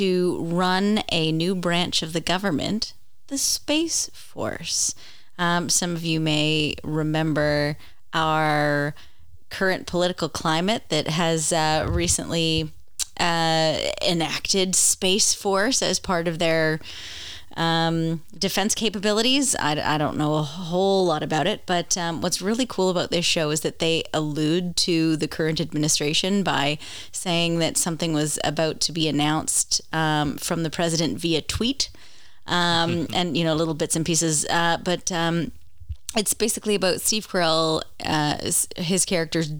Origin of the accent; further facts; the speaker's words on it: Canada; I'm Canadian